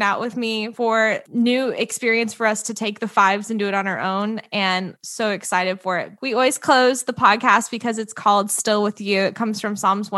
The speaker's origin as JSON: {"language": "English", "area": "outside of Columbia", "region": "Missouri", "country": "United States", "tie": "born or raised there", "moved": "yes", "said": "I'm from Missouri, outside of Columbia"}